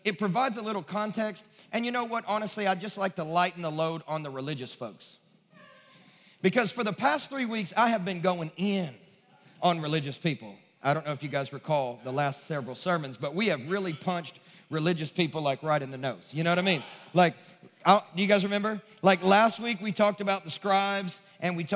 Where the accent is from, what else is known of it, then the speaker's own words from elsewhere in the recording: Kentucky, United States; now in Nashville, United States; I'm from Kentucky